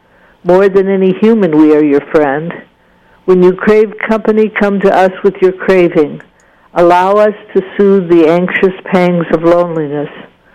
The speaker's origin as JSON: {"language": "English", "region": "Scotland", "country": "United Kingdom", "said": "One of them was my temper. I'm Scottish, and I felt that artists were being misunderstood and mistreated."}